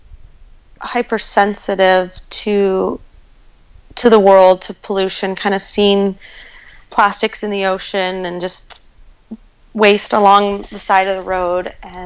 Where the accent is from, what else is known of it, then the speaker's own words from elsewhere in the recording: Golden, Colorado, United States; I'm from Golden, Colorado, just a little south of Boulder, and I lived along the South Table Mountain